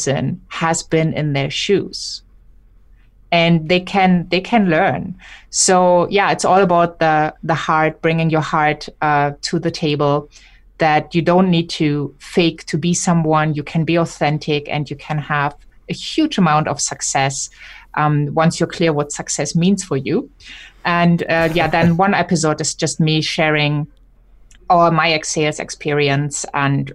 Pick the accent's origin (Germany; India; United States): Germany; I'm German